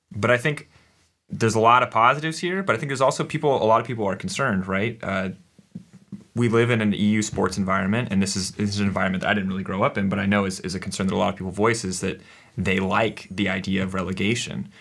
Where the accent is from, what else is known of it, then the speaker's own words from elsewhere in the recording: United States; as an American growing up